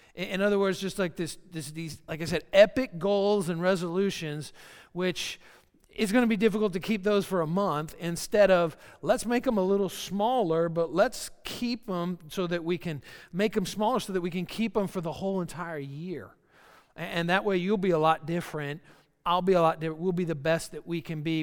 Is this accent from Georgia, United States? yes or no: yes; Georgia, United States; I'm from Georgia, so country music comes easy and very naturally for me.